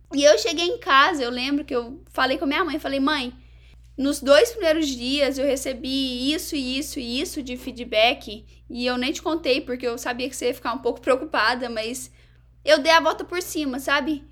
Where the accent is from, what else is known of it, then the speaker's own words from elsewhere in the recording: Varginha, Minas Gerais, Brazil; moved away as an adult; also born or lived in Egypt; now in United States; lá em Varginha mesmo, que é a minha cidade natal